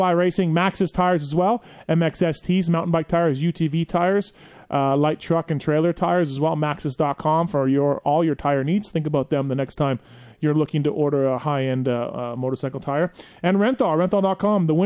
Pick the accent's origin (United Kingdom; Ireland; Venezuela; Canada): Canada; I'm Canadian